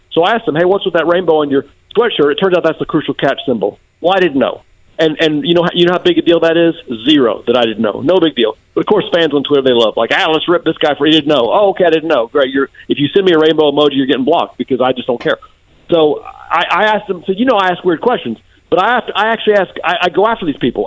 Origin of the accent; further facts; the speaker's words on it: Macon, Georgia, United States; I'm from Macon, Georgia